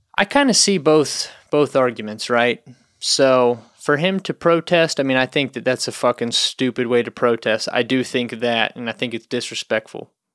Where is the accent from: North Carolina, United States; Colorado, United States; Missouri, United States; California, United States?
North Carolina, United States; I'm from North Carolina